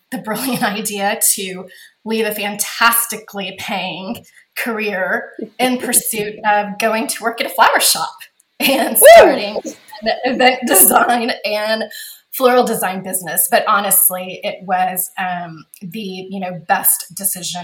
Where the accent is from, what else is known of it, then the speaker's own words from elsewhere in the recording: Corpus Christi, Texas, United States; moved away as an adult; also born or lived in San Antonio / Austin / Dallas; now in Los Angeles, United States; I am Texas born and raised. I actually grew up in Corpus Christi.